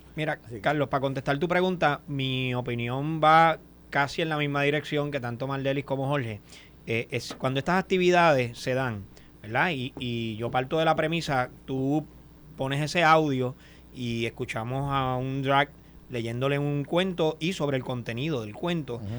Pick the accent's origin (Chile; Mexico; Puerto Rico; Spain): Puerto Rico; Boquerón, Cabo Rojo; en Boquerón, en mi pueblo